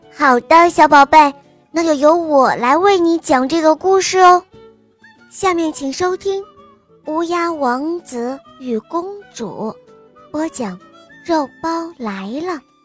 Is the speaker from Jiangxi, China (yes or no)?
yes; Nanchang, Jiangxi, China; 我今年五岁了，我来自江西南昌。